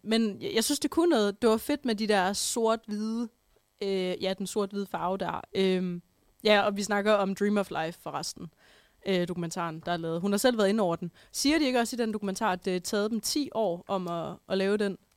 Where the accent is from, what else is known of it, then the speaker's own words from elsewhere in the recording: Holstebro, Central Denmark Region, Denmark; moved away; det var mig, der sad derhjemme i Holstebro